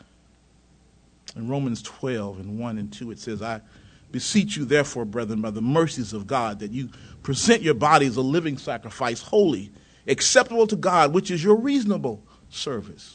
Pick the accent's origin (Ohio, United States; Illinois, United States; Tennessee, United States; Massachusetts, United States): Tennessee, United States; close to the Mississippi line; now in North Carolina, United States; I was raised in Tennessee, close to the Mississippi line.